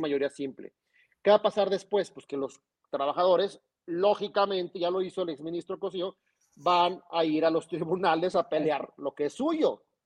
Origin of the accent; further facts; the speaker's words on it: Zacatecas, Mexico; nuestra capital Zacatecana